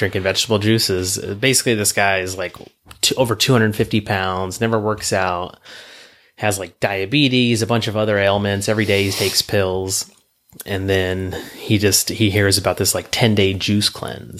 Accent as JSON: {"language": "English", "town": "Lodi", "region": "California", "country": "United States", "tie": "born or raised there", "said": "my hometown in Lodi"}